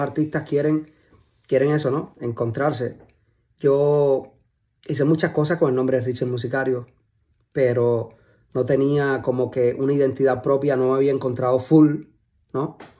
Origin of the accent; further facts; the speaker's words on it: Cuba; moved away as an adult; now in United States; es un chamaquito eh, de Cuba, que nació en Cuba. Eh, me crié en Cuba hasta los 20 y algo.